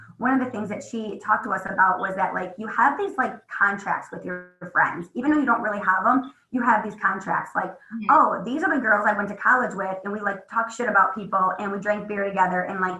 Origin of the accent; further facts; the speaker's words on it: Midwest, United States; I'm from the Midwest.